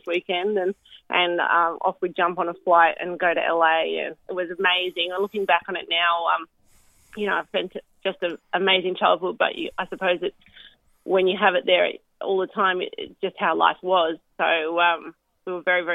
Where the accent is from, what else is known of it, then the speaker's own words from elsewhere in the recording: Central Coast, New South Wales, Australia; moved away as an adult; also born or lived in Western Australia / London; I was born and bred on the Central Coast, but made my way over there with my family after I completed high school to start at university there.